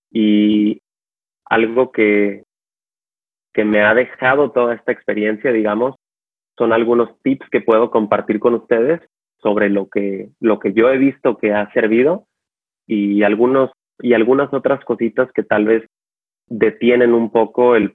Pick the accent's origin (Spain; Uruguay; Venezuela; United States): United States; San Diego, California; born there; also born or lived in Mexico; now in Los Angeles, United States; Eh, yo eh, nací en San Diego, California, pero viví en México básicamente la mitad de mi vida porque tengo familiares en México.